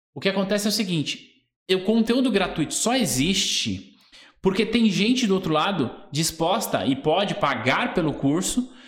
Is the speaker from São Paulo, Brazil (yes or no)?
yes; São Paulo, Brazil; eu nasci no bairro chamado Vila Nova Curuçá, em São Miguel